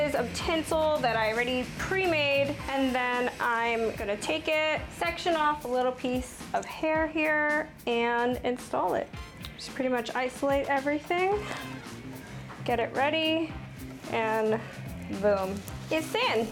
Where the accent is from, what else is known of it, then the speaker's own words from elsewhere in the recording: Connecticut, United States; I'm originally from Connecticut